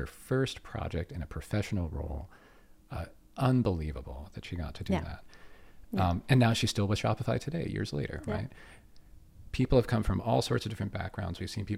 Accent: Pittsburgh, Pennsylvania, United States; moved away as an adult; now in Canada; I'm from Pittsburgh. I'm from Pittsburgh, Pennsylvania.

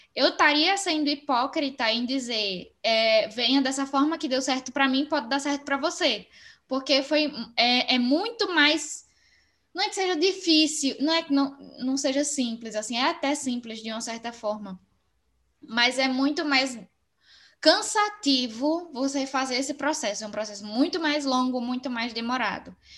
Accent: Sergipe, Brazil; moved away as an adult; now in Porto, Portugal; Sou sergipana

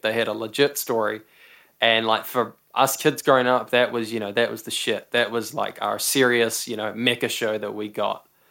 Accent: New Zealand; We're both from New Zealand

